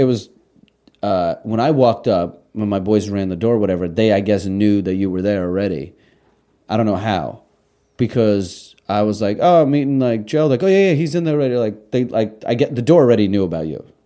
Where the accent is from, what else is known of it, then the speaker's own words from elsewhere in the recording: Russia; now in United States; we came from Russia. I was born in Russia.